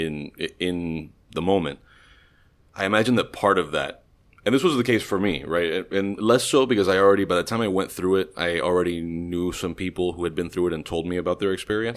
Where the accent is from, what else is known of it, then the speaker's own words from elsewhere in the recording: Miami, Florida, United States; we were all born in Miami